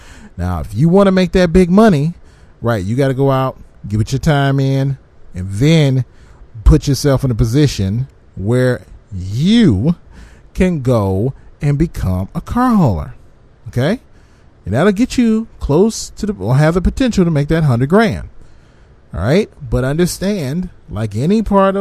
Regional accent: Michigan, United States; my home state of Michigan

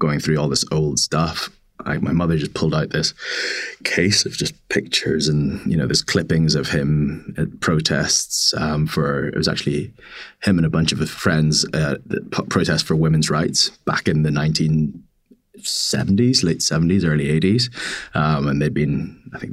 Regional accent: Belfast, Northern Ireland, United Kingdom; moved away as an adult; also born or lived in Zimbabwe; now in Shanghai, China; having spent what you'd call, I guess, my formative years in Belfast, so living there from the age of 9 till 18

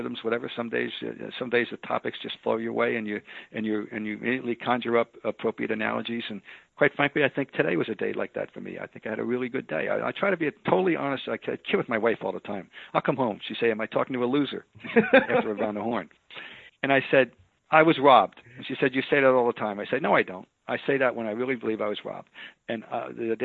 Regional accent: Trenton, New Jersey, United States; growing up in Trenton, New Jersey

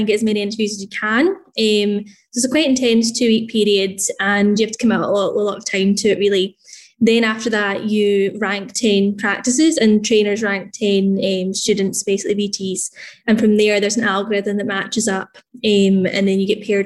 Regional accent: Glasgow, Scotland, United Kingdom; also born or lived in Inverness; I'm from Glasgow and I'd studied in Glasgow

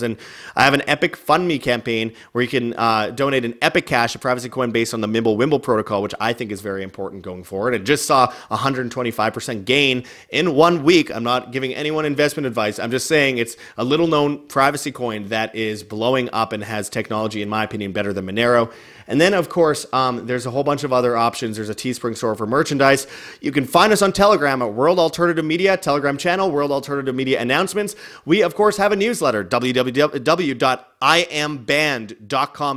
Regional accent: Canada; moved away as an adult; now in Mexico; I'm just like some Canadian dude that's not proud of being Canadian, that just doesn't wanna be in Canada

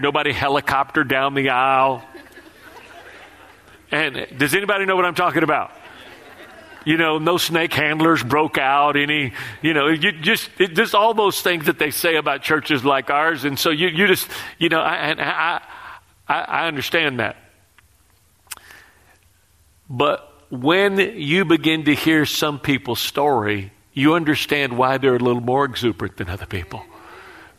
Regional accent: Texas, United States; moved away; I'm from Texas

